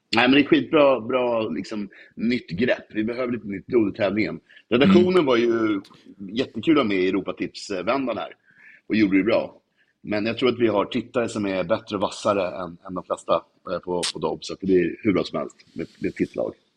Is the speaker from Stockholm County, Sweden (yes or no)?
yes; Stockholm, Stockholm County, Sweden; Jag är från Vasastan